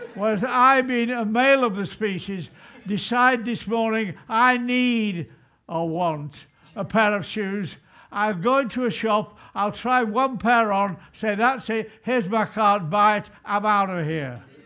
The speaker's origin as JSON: {"language": "English", "region": "England", "country": "United Kingdom", "said": "I'm not a Scot, I hasten to say. I'm proudly English, not British, English"}